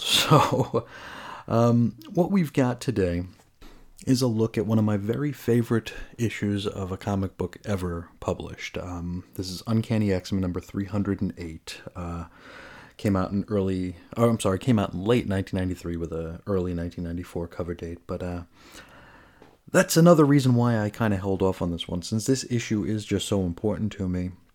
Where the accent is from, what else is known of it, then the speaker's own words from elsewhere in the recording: New York, United States; also born or lived in Oakdale, Long Island; as a New Yorker